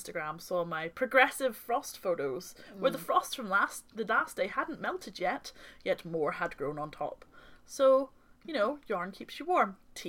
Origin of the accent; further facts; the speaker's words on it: Ireland; Well, I'm Irish